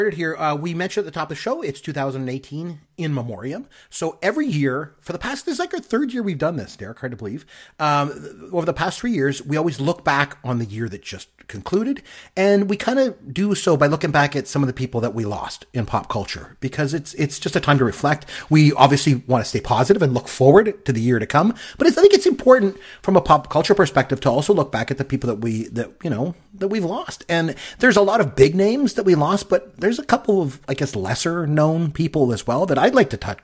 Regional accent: Canada; I'm from Canada

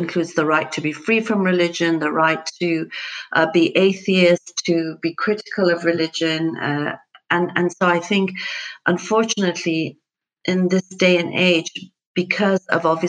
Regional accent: Iran; moved away; I'm originally from Iran.

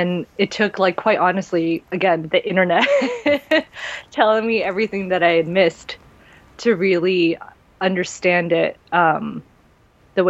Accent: United States; I am Korean American.

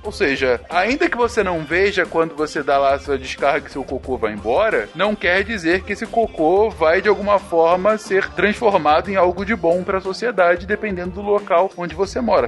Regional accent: Rio de Janeiro, Brazil; aqui da cidade onde eu cresci. No Rio de Janeiro

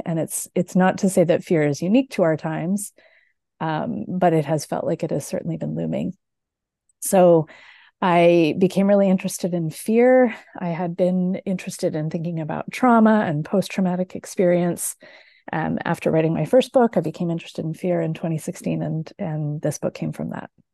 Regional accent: Canada; now in Michigan, United States; I am Canadian. I now live in the U S

